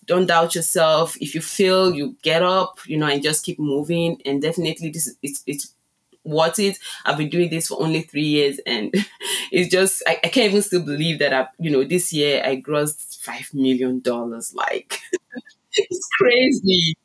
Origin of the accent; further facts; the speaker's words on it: Nigeria; moved away as an adult; also born or lived in Chicago, United States; now in Las Vegas, United States; I was born in Nigeria. It's, um, it's a country in West Africa. And, um, I moved into, um, to the U S six years ago